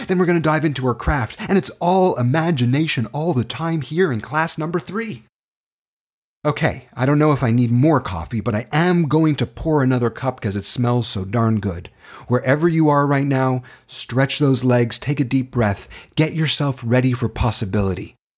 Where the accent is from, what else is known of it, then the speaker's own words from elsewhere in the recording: Toronto, Ontario, Canada; I was born and raised in Toronto, Canada.